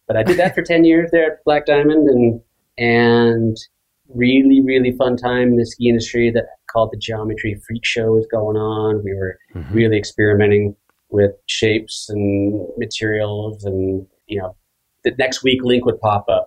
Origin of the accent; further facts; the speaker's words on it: Seattle, Washington, United States; I grew up loving skiing in Seattle